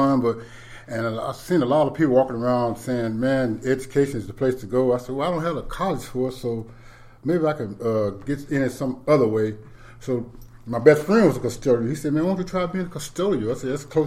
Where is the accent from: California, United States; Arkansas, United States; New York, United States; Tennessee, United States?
Tennessee, United States; Dyersburg; moved away; I'm originally from Dyersburg, Tennessee